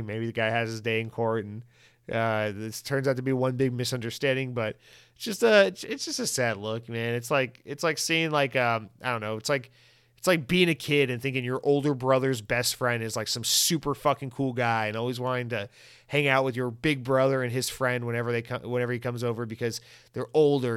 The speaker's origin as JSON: {"language": "English", "country": "United States", "also_born_or_lived": "Florida", "said": "white American, I speak English"}